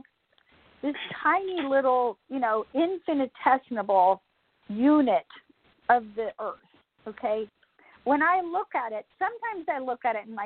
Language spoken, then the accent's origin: English; Atlanta, Georgia, United States; I'm from Atlanta, Georgia